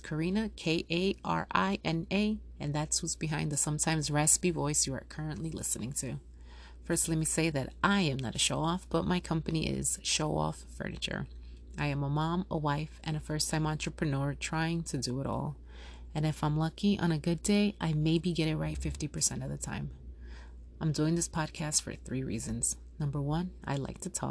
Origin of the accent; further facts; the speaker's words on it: New York, United States; moved away as an adult; also born or lived in Yonkers, New York / Colombia (ancestry); now in South Florida, United States; I was born and raised in New York. My family comes from Colombia, and I'm first generation born in the States.